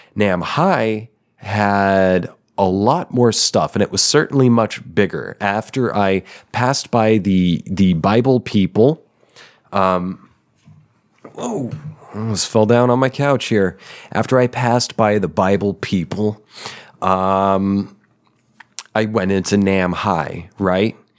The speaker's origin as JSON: {"language": "English", "country": "United States", "said": "As an American, as a red-blooded, white American"}